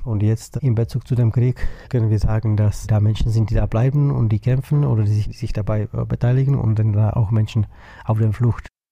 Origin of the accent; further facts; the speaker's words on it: Czechia; Ich komme aus der Tschechischen Republik